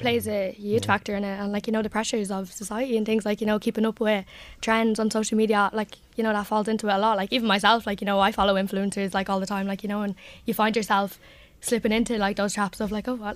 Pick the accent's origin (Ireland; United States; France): Ireland; Drogheda, County Louth; I come from Finian, so it's kind of the heart of the community